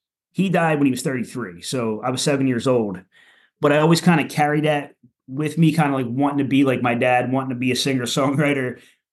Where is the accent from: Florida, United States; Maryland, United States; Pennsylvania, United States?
Pennsylvania, United States; Philadelphia; moved away as an adult; now in South Jersey, United States; I lived the first like 21 years of my life in Southwest Philly